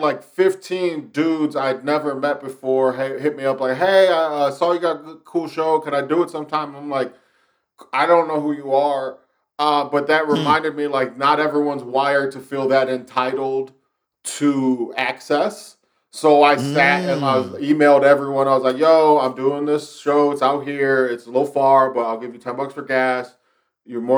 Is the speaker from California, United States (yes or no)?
no; Lorain, Ohio, United States; also born or lived in Cleveland; what I'm doing in Lorain is trying to figure out how I can build it out to eventually have a French festival on the scale of Edinburgh in my hometown